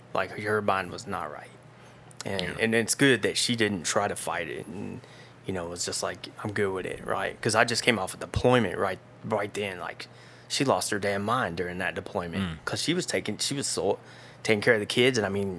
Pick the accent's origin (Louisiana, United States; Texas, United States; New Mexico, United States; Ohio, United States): Ohio, United States; Dayton; Yeah, I grew up in around Dayton, Ohio. Man, it's the hood, I'll tell you.